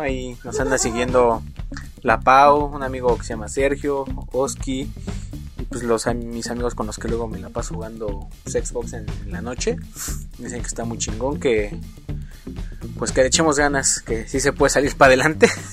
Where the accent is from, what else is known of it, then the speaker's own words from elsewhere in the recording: Mexico; como buenos mexicanos que somos